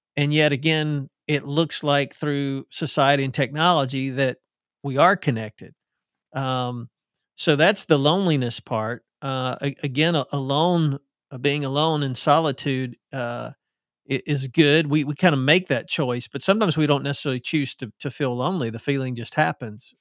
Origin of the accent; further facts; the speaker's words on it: the South, United States; accent: southern; I sound like I'm from the South, 'cause I am